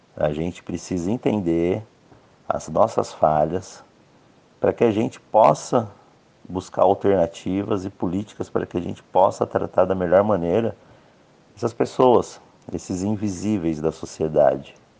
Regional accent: Brazil; Eu, como brasileiro

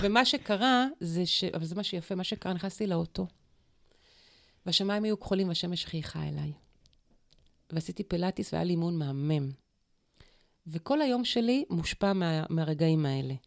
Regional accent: Dimona, Kibbutz Ketura/Elot, Mishmar HaNegev, Southern District, Israel; also born or lived in Eilot, Israel; נולדתי בדימונה, אחר כך עברנו לאלות. באלות ספגתי את, ה... את הרוח

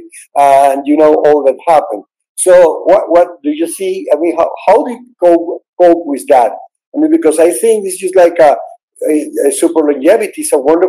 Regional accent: Caracas, Capital District, Venezuela; I was born in Caracas, Venezuela

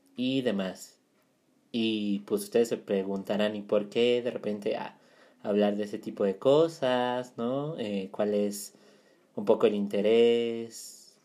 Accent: Mexico City, Mexico; Yo soy de Ciudad de México

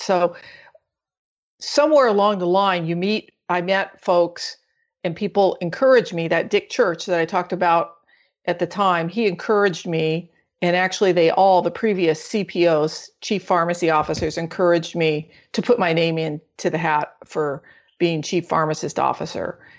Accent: Orange County, Southern California, United States; I'm actually from Southern California, Orange County

